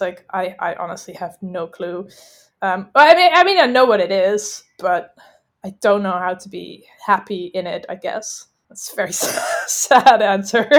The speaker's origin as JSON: {"language": "English", "area": "just outside of Amsterdam", "region": "North Holland", "country": "Netherlands", "also_born_or_lived": "London / Dubai", "moved": "as an adult", "said": "I'm from the Netherlands, just outside of Amsterdam"}